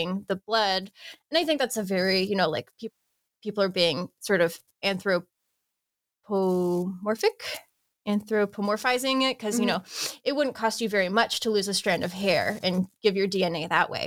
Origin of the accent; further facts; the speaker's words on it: United States; moved away; In the US, we call it capillary